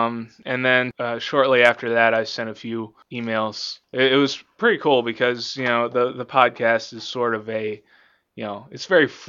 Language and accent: English; Virginia, United States; moved away as an adult; now in Pennsylvania, United States; not originally. I'm from Virginia.